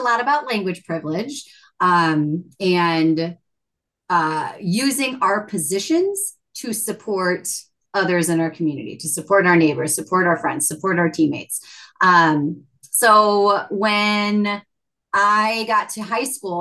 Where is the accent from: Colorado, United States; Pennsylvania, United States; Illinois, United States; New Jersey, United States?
Illinois, United States; Chicago; first language English; growing up in Chicago because it is very linguistically rich